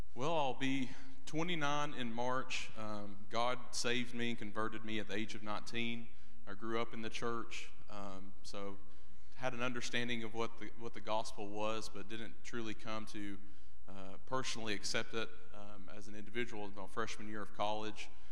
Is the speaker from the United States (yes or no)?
yes; Eastern Kentucky, United States; also born or lived in Alabama; born in Alabama, raised in Eastern Kentucky